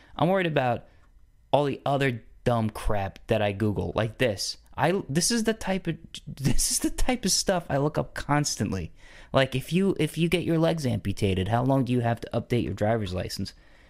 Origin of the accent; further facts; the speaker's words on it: Atlanta, Georgia, United States; You know, I'm from Atlanta. The flight wasn't too bad. It's about 3 hours long.